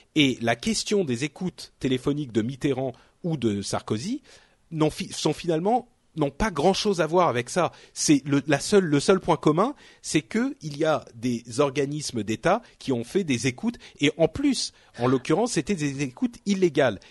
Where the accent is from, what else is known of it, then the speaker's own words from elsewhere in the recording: France; en tant que Français